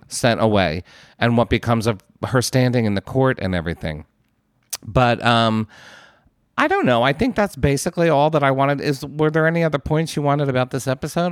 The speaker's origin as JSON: {"language": "English", "town": "Philadelphia", "region": "Pennsylvania", "country": "United States", "accent": "Philadelphia", "said": "my Philadelphia accent"}